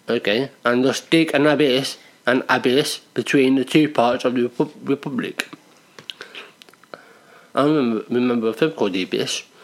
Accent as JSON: {"language": "English", "country": "United Kingdom", "said": "Because we're British."}